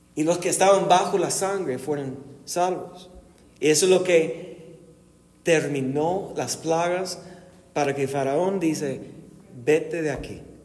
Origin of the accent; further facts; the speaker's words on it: United States; Spanish is a second language; now in Guadalajara, Mexico; siendo gringo, viviendo aquí en México